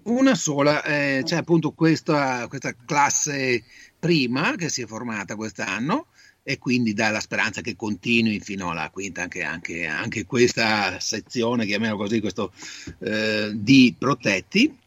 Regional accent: Italy; now in Padua, Italy; Il mio paese d'origine è Volgano, quindi ho un'esperienza non diretta perché abito a Padova da 45 anni

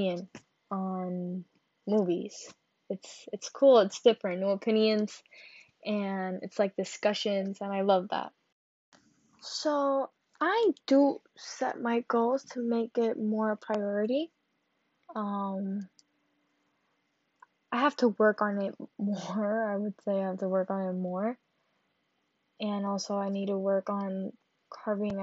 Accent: Carolina, Puerto Rico; I'm from Carolina, Puerto Rico

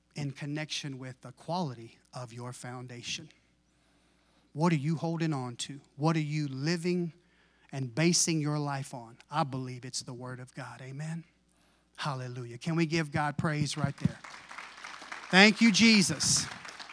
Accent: Texas, United States; I was raised in Tex, brought up in Texas.

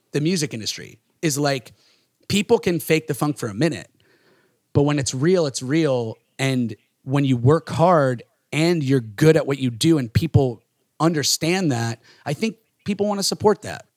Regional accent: Florida, United States; growing up in these small towns, we're from Florida

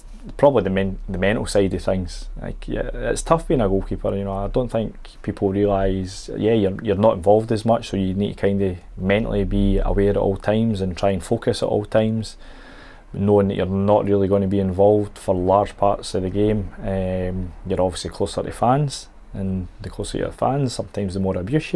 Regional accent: Bathgate, Scotland, United Kingdom; I'm from Bathgate in West Lothian

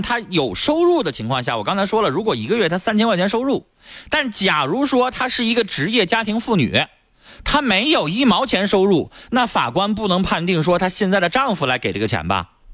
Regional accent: Northeast China, China; 我们东北人

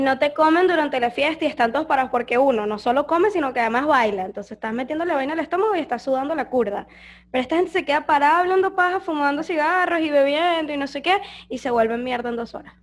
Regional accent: Petare, Miranda, Venezuela; moved away as an adult; now in Foz do Iguaçu, Brazil; yo crecí en Petare, o sea, yo viví la mayor parte de mi vida en Petare

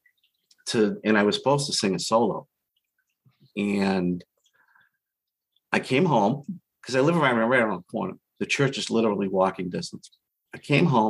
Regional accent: Boston, Massachusetts, United States; now in Central Massachusetts, United States; I grew up in Boston. If you can't tell from my accent

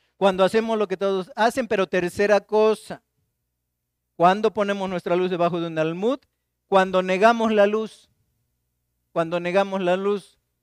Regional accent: Martínez de la Torre, Veracruz, Mexico; now in Xalapa, Mexico; Yo soy de Martínez de la Torre

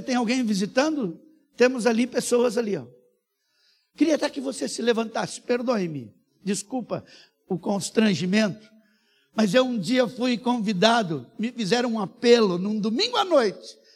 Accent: Brazil; Eu sou brasileiro, eu sou missionário

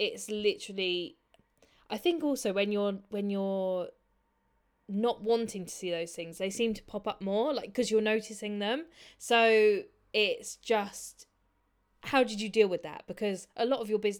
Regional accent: United Kingdom; as British people

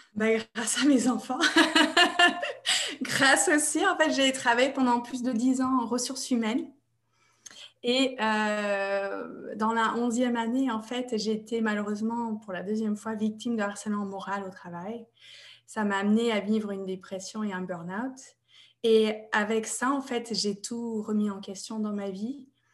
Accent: United States; French is a second language; moved away as an adult; now in France; Je suis américaine à la base et j'habite en France depuis 2002

